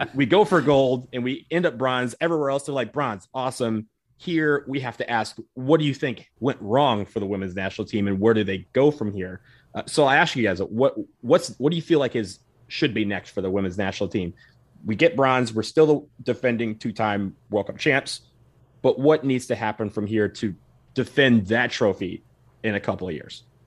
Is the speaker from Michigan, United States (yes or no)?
yes; Detroit, Michigan, United States; I'm from Detroit.